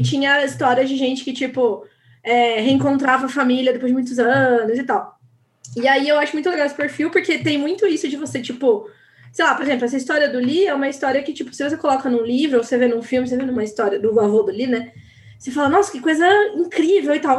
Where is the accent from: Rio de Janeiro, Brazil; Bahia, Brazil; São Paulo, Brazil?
São Paulo, Brazil; Paulínia; Eu sou de Paulínia, do lado de Campinas